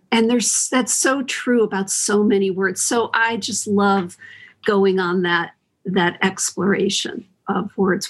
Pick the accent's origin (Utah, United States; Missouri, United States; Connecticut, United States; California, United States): Connecticut, United States; now in San Francisco, United States; I grew up in Connecticut